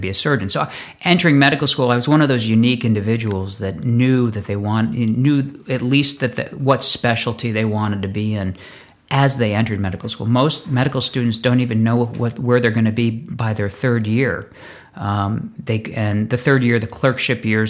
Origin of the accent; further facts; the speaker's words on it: Northeast, United States; moved away as an adult; now in Los Angeles, United States; I grew up in the Northeast and started out my life loving snow and loving skiing